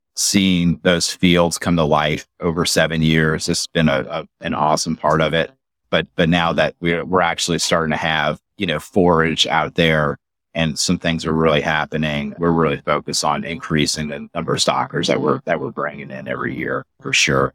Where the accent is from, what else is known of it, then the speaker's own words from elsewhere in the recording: Metairie, Louisiana, United States; I'm from New Orleans, so I grew up, you know, eight miles from downtown New Orleans in Metairie